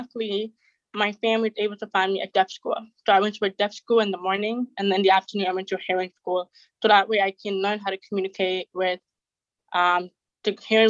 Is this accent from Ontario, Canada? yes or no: yes; Toronto, Ontario, Canada; also born or lived in Jamaica; I'm from Canada, Toronto, and I'm 23